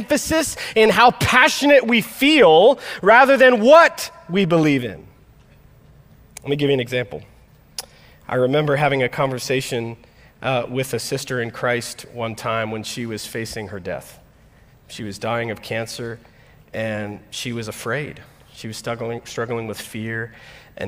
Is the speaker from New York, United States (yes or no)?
no; Florida, United States; now in Midwest, United States; I grew up in Florida